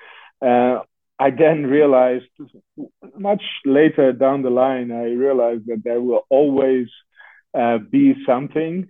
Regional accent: Netherlands; moved away; I was growing up in the Netherlands

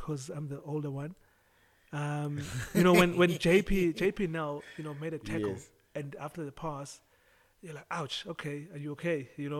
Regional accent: Mthatha, Eastern Cape, South Africa; moved away; also born or lived in East London; growing up in Mthatha and East London

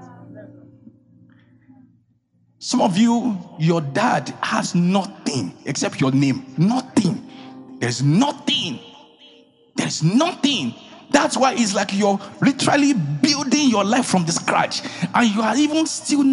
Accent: Ijebu, Ogun State, Nigeria

